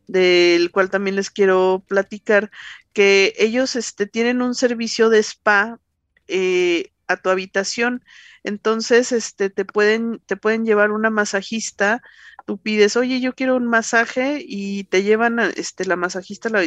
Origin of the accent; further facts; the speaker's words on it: Mexico City, Mexico; los que somos acá chilangos no, no siempre conocemos